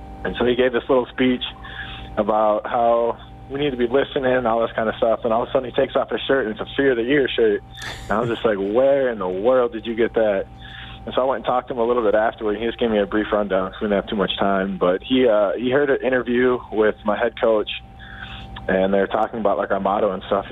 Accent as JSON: {"language": "English", "region": "Minnesota", "country": "United States", "tie": "born or raised there", "also_born_or_lived": "Fargo, North Dakota", "moved": "as an adult", "lives_now": "Edmonton, Canada", "said": "I grew up in Minnesota, you know, land of 10,000 lakes"}